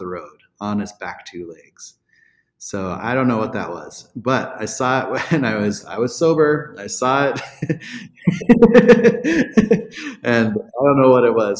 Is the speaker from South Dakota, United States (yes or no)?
yes; Black Hills, South Dakota, United States; growing up in the Black Hills